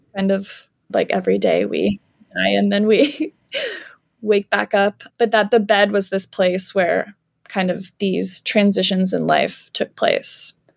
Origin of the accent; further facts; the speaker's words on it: Canada; moved away as an adult; also born or lived in Georgia, United States / Alabama, United States; now in United States; I'm from Canada